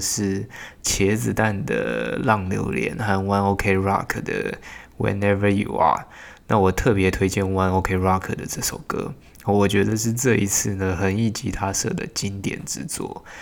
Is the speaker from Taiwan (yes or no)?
yes; Hsinchu, Hsinchu City, Taiwan; 我自己是在新竹市土生土长的人哈，从小读书到现在呢，工作都还在新竹